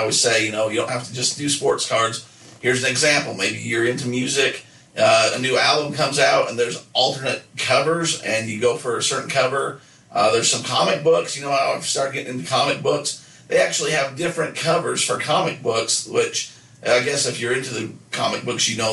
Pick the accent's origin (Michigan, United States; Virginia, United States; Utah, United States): Utah, United States; Nephi; growing up in Nephi